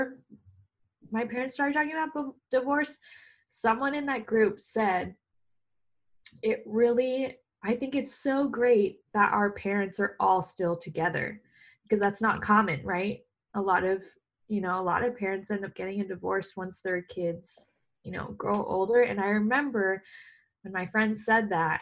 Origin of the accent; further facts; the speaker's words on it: Southern Orange County, California, United States; moved away as an adult; now in Los Angeles, United States; I grew up in Southern Orange County.